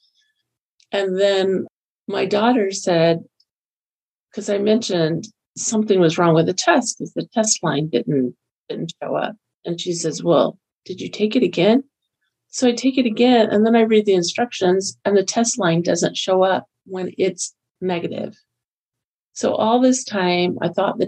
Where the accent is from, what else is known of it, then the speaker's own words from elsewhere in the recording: Florida, United States; moved away as an adult; also born or lived in Texas / Kentucky; now in Utah, United States; I grew up in Florida, lived there for 36 years